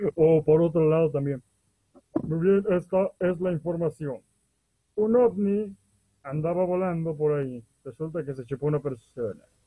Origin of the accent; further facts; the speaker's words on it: Veracruz, Mexico; somos del estado de Veracruz, en México